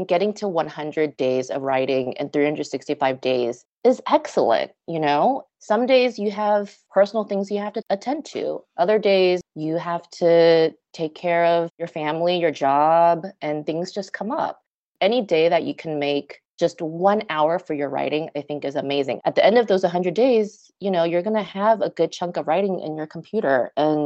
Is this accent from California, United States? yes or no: yes; Los Angeles, California, United States; also born or lived in Las Vegas, Nevada; settle back into LA where I'm from